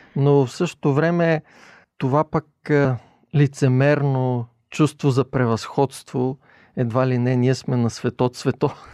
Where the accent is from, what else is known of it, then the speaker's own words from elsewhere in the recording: Bulgaria; като българи